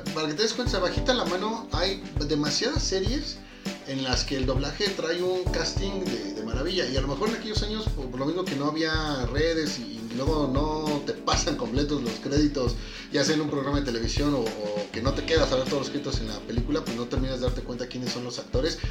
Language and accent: Spanish; Mexico; siendo mexicano